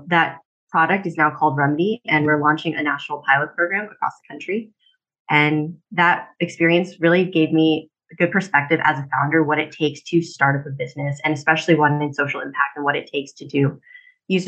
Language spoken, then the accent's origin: English; Wilmington, Delaware, United States; moved away as an adult; also born or lived in Los Angeles; I was born and raised in Wilmington, Delaware